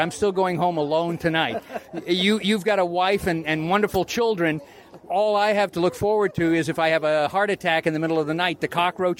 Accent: California, United States; I'm a California boy. I grew up in California going to Disneyland.

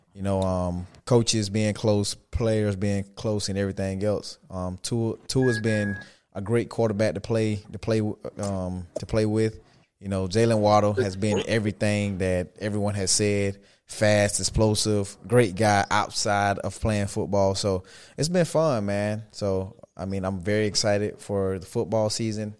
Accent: South Georgia, United States; I'm from South Georgia

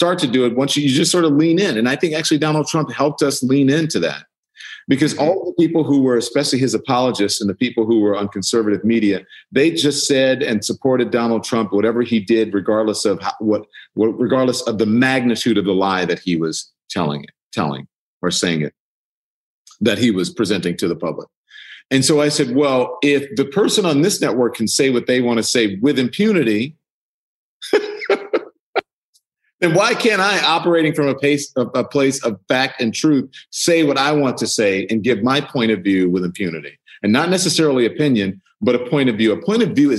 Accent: United States; I grew up in America. I am an American citizen. I grew up here as a Black person

